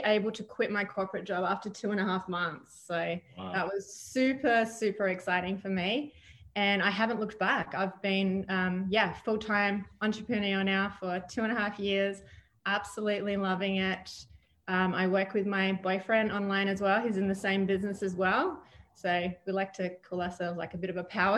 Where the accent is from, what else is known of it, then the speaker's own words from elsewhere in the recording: Adelaide, South Australia, Australia; moved away as an adult; now in United States; I'm from Australia originally. I was born in a town called Adelaide, the city of churches